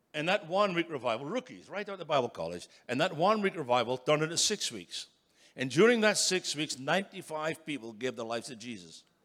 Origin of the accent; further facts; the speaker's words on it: Scotland, United Kingdom; moved away as an adult; now in United States; I was brought up in Scotland